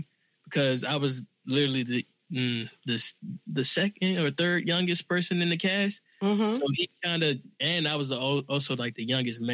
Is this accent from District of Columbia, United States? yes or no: yes; Washington, District of Columbia, United States; I'm from Southeast D.C.